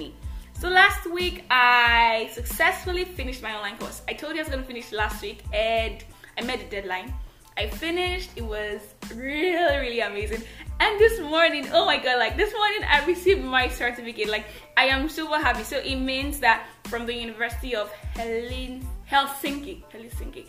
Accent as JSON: {"language": "English", "country": "Nigeria", "said": "I am that Nigerian Christian talkaholic"}